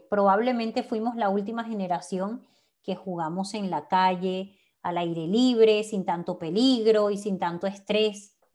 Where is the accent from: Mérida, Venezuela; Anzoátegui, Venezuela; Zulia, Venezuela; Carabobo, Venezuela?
Carabobo, Venezuela; Naguanagua; moved away as an adult; also born or lived in United States / Valencia, Venezuela; now in Houston, United States; Yo vivo en Madrid. Y yo en Houston, pero ambas nacimos y crecimos